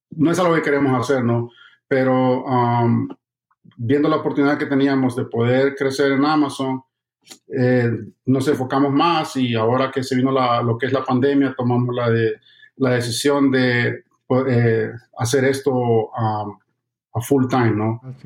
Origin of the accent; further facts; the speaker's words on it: El Salvador; now in Miami, United States; soy de, El Salvador, vivo aquí en la ciudad de Miami y eh, llegué a los Estados Unidos en el año 2007